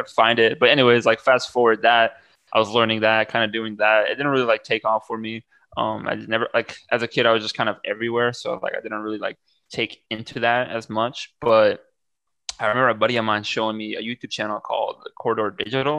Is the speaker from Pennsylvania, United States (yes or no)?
no; Waterloo, Iowa, United States; also born or lived in Bosnia / Cedar Falls, Iowa; now in Los Angeles, United States; I lived in Waterloo for like a while, which is like 10 minutes, 5 minutes ish, like from Cedar Falls, just like neighboring pretty much cities. But I was born in Bosnia, came out to America when I was like 9 months old